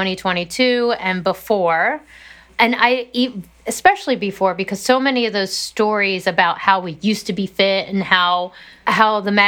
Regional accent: Harford County, Maryland, United States; I'm from the other part of Maryland, very northern Maryland, Harford County

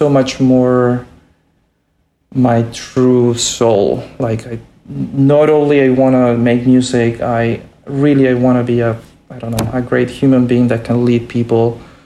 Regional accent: Santiago, Santiago Metropolitan Region, Chile; moved away as an adult; also born or lived in Boston; I was born in Santiago in Chile, and you know, there were not many opportunities, you know, there. But I finished, you know, what I could there

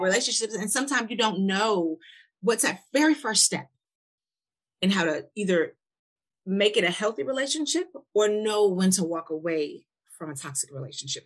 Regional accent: Milwaukee, Wisconsin, United States; now in Nashville, United States; I'm from Milwaukee, and I came to Nashville

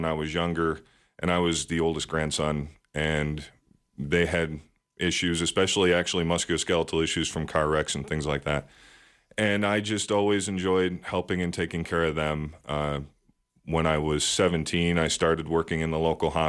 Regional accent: Buffalo, New York, United States; now in Wyoming, United States; I'm originally from Buffalo, New York, so I'm used to winters

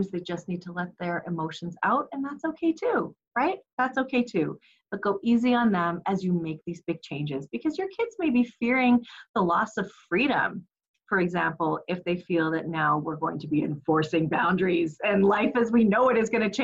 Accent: Canada; we are Canadian. So it is not the igloos that you may be imagining that we live in, but it is cold here in the wintertime

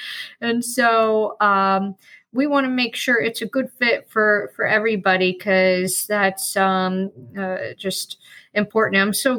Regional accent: Atlanta, Georgia, United States; accent: Southern; also born or lived in North Carolina; now in Sarasota, United States; I was born in North Carolina, spent my childhood in Atlanta, and I've been here long enough to lose my Southern accent.

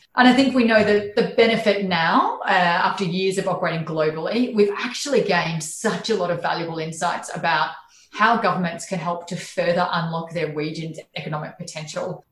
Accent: Charleville, Queensland, Australia; moved away; I was raised in regional Queensland, so I was born in Charleville

